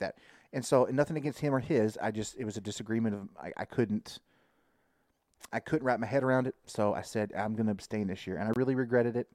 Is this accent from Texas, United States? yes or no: yes; Texas, United States; as a Texan, you know, like, I'm a Texan first